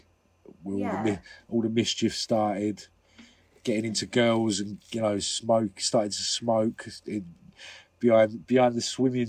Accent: St Neots, East of England, United Kingdom; also born or lived in New Addington, Croydon, London; we moved to St. Neots, which is in Cambridgeshire

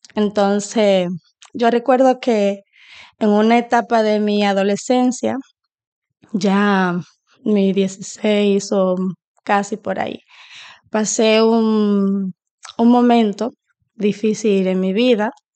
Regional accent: Dominican Republic; now in Sweden; Soy dominicana, eh, residente en Suecia ahora mismo, pero ahora me encuentro de visita en mi país con mi familia

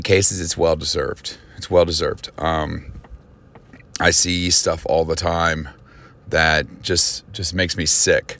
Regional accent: United States; as an American

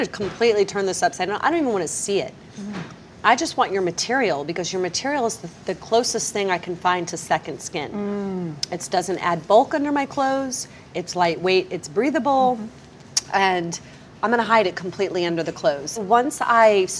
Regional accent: Clearwater, Florida, United States; I grew up on Clearwater Beach.

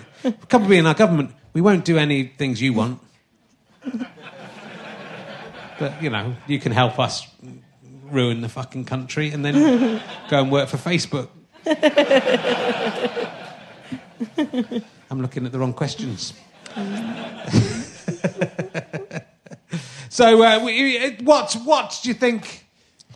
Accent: Cheddar, South West England, United Kingdom; I grew up in Somerset

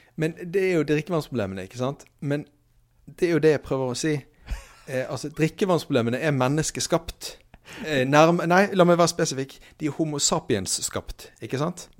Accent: Bergen, Vestland, Norway; Jeg er fra Bergen

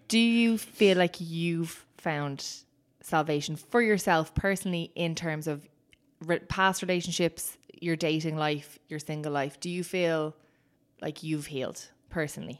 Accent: Ireland; we experience as Irish people

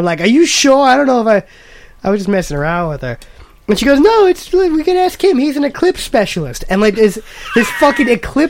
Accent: New York, United States; I'm from New York.

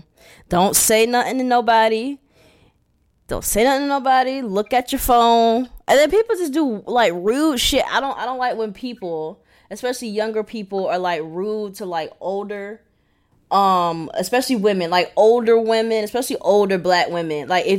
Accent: California, United States; I'm going to show you where I'm really from. I'm from West Orange County, bitch.

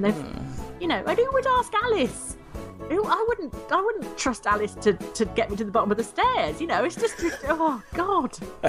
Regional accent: England, United Kingdom; I am English

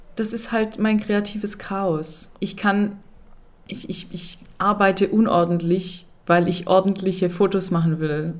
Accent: Swabia, Germany; ich bin Schwabe

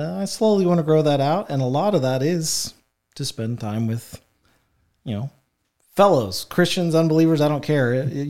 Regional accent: Effingham, Illinois, United States; Yeah, I was born and raised in Effingham. I lived out in Mason.

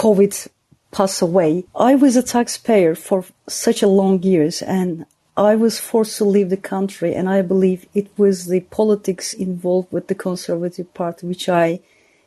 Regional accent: United Kingdom; moved away as an adult; I'm a British citizen and I can't go back to my country

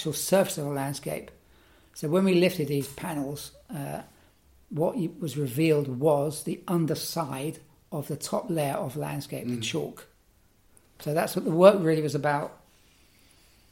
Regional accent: London, United Kingdom; also born or lived in Athens, Greece; As a kid growing up in West London, where I grew up

